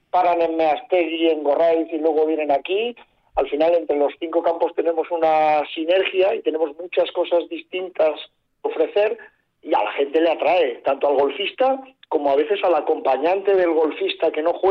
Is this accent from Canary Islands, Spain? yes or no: no; Mallorca, Balearic Islands, Spain; yo soy de Mallorca